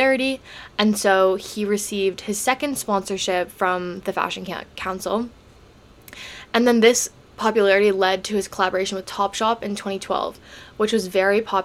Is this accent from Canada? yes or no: yes; Canada; I'm Canadian